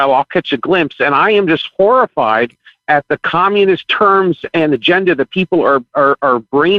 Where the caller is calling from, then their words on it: Fort Lauderdale, Florida, United States; Hi, … from Fort Lauderdale, Florida.